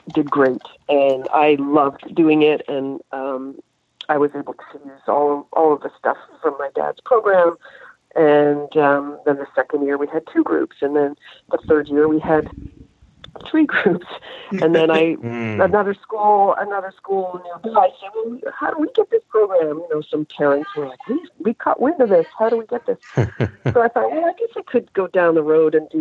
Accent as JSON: {"language": "English", "town": "Halifax", "region": "Nova Scotia", "country": "Canada", "tie": "born or raised there", "moved": "yes", "said": "growing up in Halifax"}